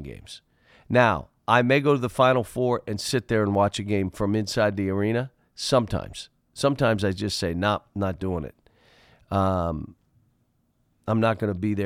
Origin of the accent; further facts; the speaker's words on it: Pittsburgh, Pennsylvania, United States; moved away; I grew up in Pittsburgh